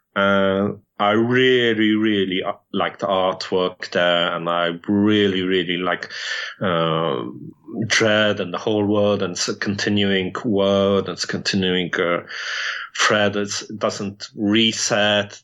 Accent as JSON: {"language": "English", "region": "London", "country": "United Kingdom", "tie": "born or raised there", "said": "I grew up in London to a Polish, uh, British family."}